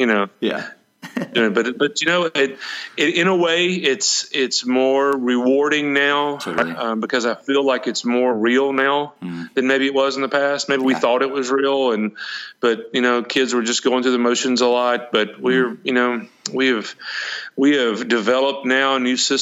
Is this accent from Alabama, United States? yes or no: yes; Alexander City, Alabama, United States; moved away as an adult; also born or lived in Auburn, Alabama / Dadeville, Alabama / Jacksonville, Florida / Jasper, Alabama; now in Roswell, United States; my hometown of Alex City, Alabama